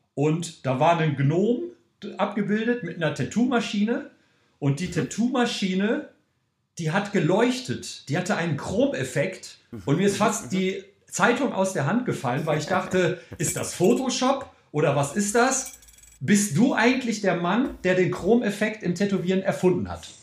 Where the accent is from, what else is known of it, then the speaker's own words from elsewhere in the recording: Cologne, North Rhine-Westphalia, Germany; von meinem Heimatort Köln, von meiner Wohnung